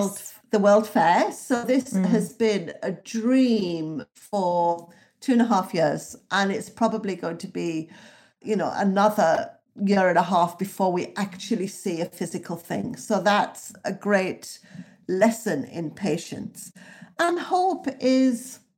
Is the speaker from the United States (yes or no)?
no; the north of England, United Kingdom; So I grew up in the North and I have a lifelong affection for America.